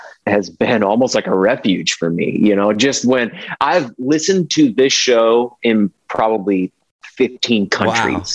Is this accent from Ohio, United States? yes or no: yes; Ohio, United States; now in Nashville, United States; I'm from Ohio